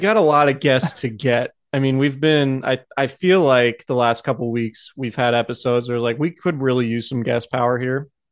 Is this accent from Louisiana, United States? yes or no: no; Santa Rosa, California, United States; I'm from Santa Rosa